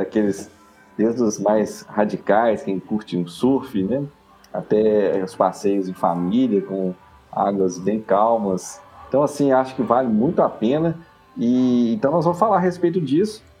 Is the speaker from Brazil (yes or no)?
yes; Minas Gerais, Brazil; nós, como mineiros